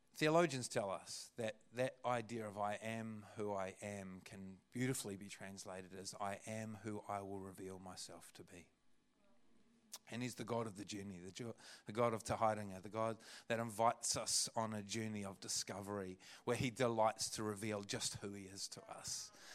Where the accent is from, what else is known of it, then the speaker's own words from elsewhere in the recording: Christchurch, Canterbury, New Zealand; also born or lived in Kaiapoi, North Canterbury; I was born and raised in Aotearoa Christchurch